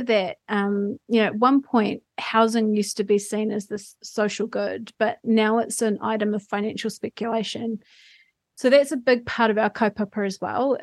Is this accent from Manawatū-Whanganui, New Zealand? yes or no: yes; Foxton, Manawatū-Whanganui, New Zealand; when I was little and poor and growing up in Foxton